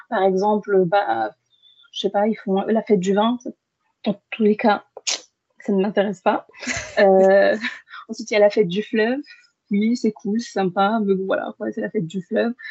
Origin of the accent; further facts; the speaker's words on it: Bordeaux, Nouvelle-Aquitaine, France; also born or lived in Algeria; quand on a déménagé on est venu sur Bordeaux. Et depuis, j'habite sur Bordeaux, donc je suis bordelaise.